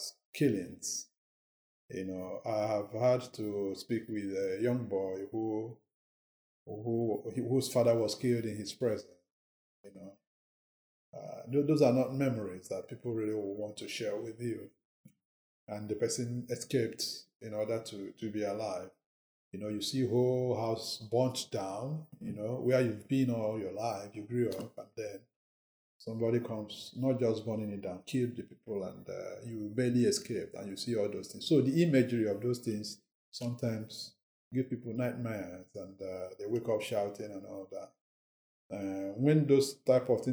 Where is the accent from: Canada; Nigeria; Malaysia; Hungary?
Nigeria; moved away as an adult; now in London, United Kingdom; I'm from Nigeria